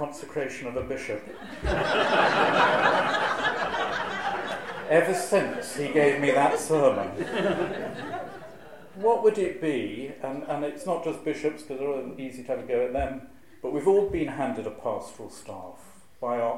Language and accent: English; Shropshire, West Midlands, United Kingdom; moved away; I'm originally from Shropshire